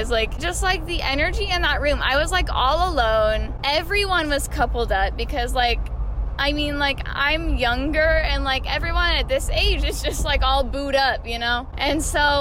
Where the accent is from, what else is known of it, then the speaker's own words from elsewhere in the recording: Puyallup, Washington, United States; I'm from Puyallup.